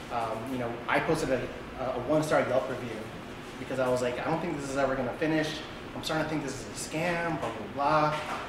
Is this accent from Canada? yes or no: no; Philippines; We're both Filipino, but when we were dating, she was thinking AP Mandarin.